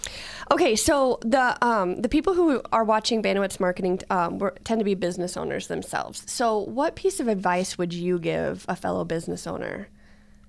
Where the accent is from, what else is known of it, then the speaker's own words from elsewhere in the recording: Solon, United States; I grew up in Solon, which is very much entrepreneurship or farming families